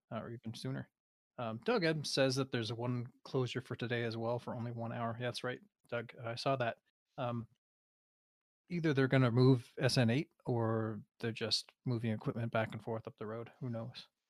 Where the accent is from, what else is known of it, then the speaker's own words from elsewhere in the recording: Canada; as a Canadian